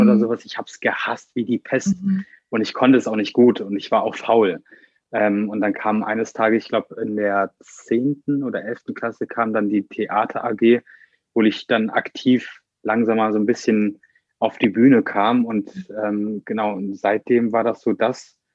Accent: Bornheim, North Rhine-Westphalia, Germany; Ich bin 24 Jahre alt und ich komme aus Bornheim

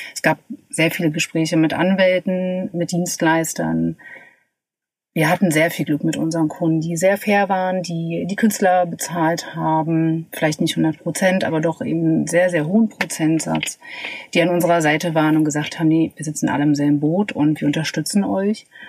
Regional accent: Magdeburg, Saxony-Anhalt, Germany; moved away as an adult; also born or lived in Berlin; ich komme aus Magdeburg, genau wie du. Wir sind tatsächlich zusammen zur Schule gegangen

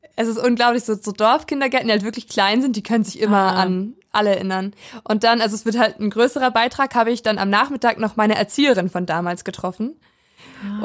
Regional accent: Weisen, Brandenburg, Germany; now in Schwerin, Germany; Also ich komme aus einem Dorf, aus Weisen

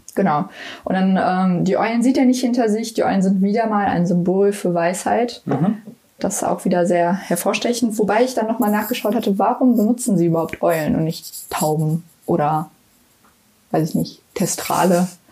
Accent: Cologne, North Rhine-Westphalia, Germany; ich komme aus Köln

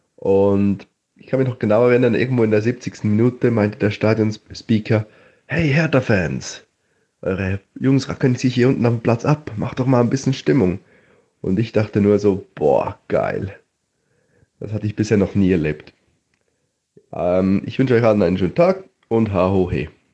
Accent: Switzerland; ich komme aus der Schweiz

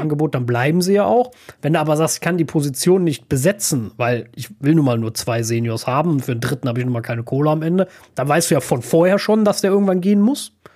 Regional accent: Germany

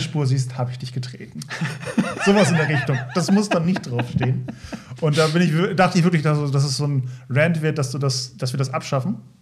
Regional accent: Lindorf near Osnabrück, Lower Saxony, Germany; moved away; ich aus Lindorf komme aus dem schönen Lindorf in der Nähe von Osnabrück

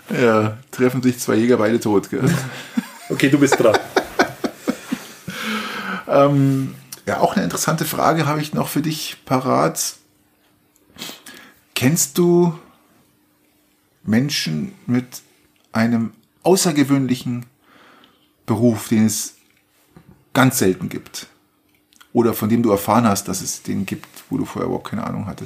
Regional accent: Bavaria, Germany; Wir kommen aus Niederbayern Volk.

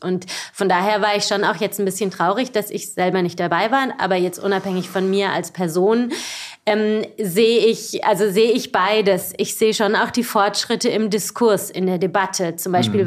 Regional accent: Baden-Baden, Baden-Württemberg, Germany; also born or lived in Freiburg; Ich bin geboren in Süddeutschland, geboren in Freiburg, aber aufgewachsen in Baden-Baden

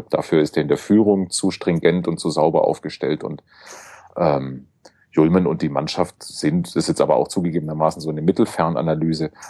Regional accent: Stuttgart, Baden-Württemberg, Germany; kann ich als Stuttgart als Stuttgarter, ich komme ja daher

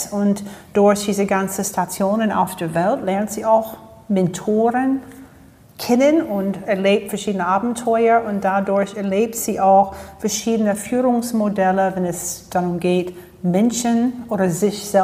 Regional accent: Florida, United States; German is a second language; moved away as an adult; now in Germany; Ich bin in Florida aufgewachsen und ähm, habe dort studiert und nach dem Mastersabschluss hatte ich dann entschieden, zwei, drei Jahre im Ausland zu gehen

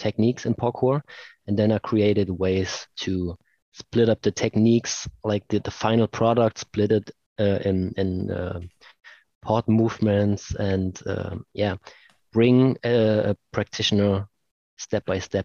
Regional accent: Leipzig, Saxony, Germany; here in Leipzig, in my hometown

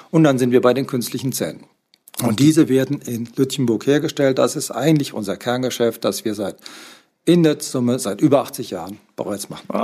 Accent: Frankfurt, Hesse, Germany; now in Lütjenburg, Germany; Ich komme aus Frankfurt. Und als ich hier hochkam, war ich überrascht, was ich hier vorgefunden habe.

